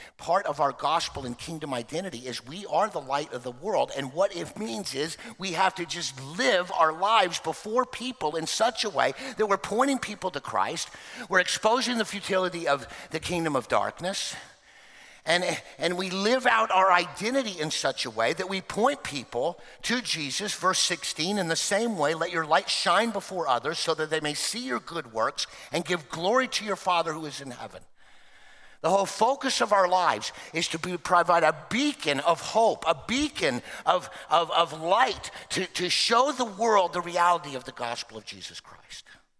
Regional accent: Oklahoma, United States; born there; also born or lived in Texas; Now, you know I've spent a lot of time in Texas, but I was born in Oklahoma, and my birth trumps where I lived.

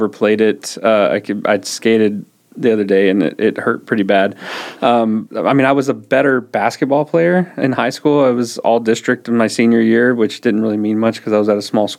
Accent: Brownfield, Texas, United States; I grew up out in West Texas. Okay. My parents have a farm just south of Brownfield

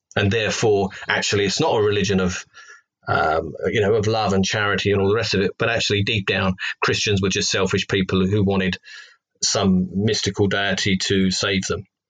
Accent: London, United Kingdom; accent: Cockney; moved away as an adult; also born or lived in Loughton, Essex; now in Hereford, United Kingdom; I'm from uh, um, London, England

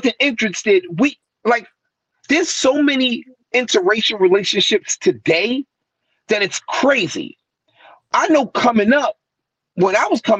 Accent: New York City, New York, United States; also born or lived in New Brighton, Staten Island; I'm from West Brighton. I'm from somewhere called the Markham Homes

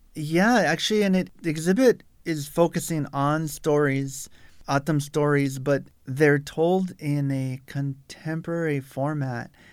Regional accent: South Tucson, Arizona, United States; I'm a Tucson native. I grew up in South Tucson

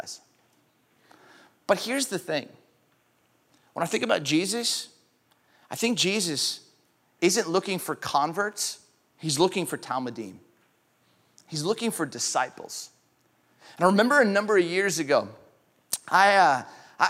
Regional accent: California, United States; moved away as an adult; also born or lived in Grand Rapids, Michigan; I grew up in California

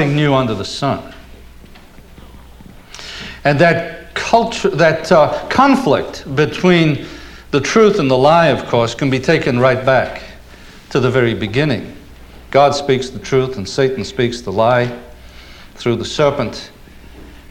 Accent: Liverpool, North West England, United Kingdom; moved away as an adult; now in United States; As an Englishman coming to the States when I did in 1964 as a young student

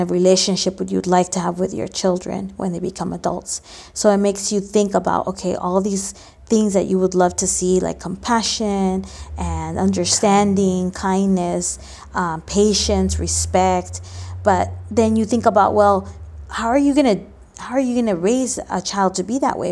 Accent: Los Angeles, California, United States; also born or lived in Mexico; I grew up here in L

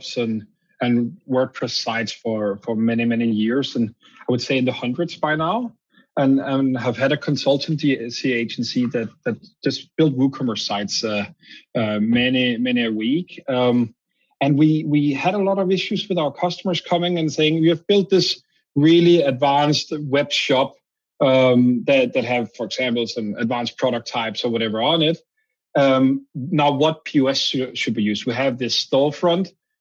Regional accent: Denmark; accent: Danish; English is a second language; moved away; I'm originally from Denmark, hence my accent.

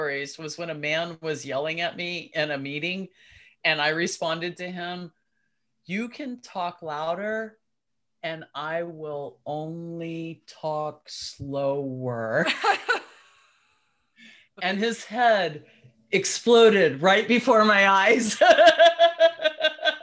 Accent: Georgetown, Texas, United States; We grew up in Georgetown, so we're locals

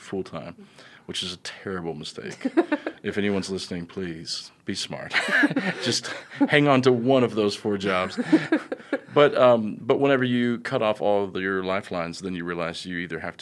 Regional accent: Russellville, Arkansas, United States; I'm from beautiful Russellville

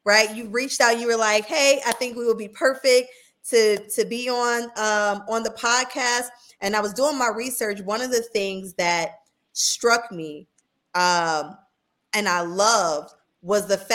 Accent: Buffalo, New York, United States; moved away as an adult; also born or lived in Southern United States; I'm originally from upstate New York. I'm from Buffalo. But I've been below the Mason-Dixon for almost 20 years now

